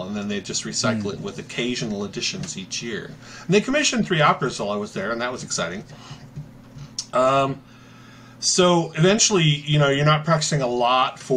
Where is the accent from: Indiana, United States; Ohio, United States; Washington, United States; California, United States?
Washington, United States; Seattle; moved away; also born or lived in New York; I grew up in the Seattle area, so I chose Seattle and moved back here